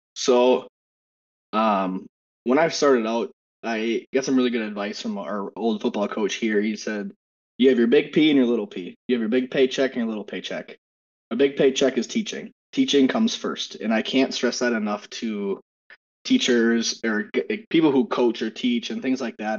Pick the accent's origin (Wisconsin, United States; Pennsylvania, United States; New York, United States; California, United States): Wisconsin, United States; now in Minnesota, United States; I'm born and raised in Wisconsin, and I currently reside in Minnesota